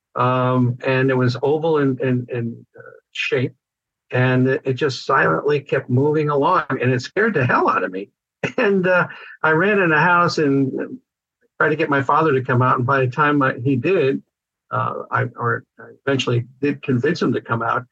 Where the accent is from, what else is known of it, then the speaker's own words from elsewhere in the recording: Connecticut, United States; moved away as an adult; also born or lived in Vermont; now in California, United States; I was raised in Connecticut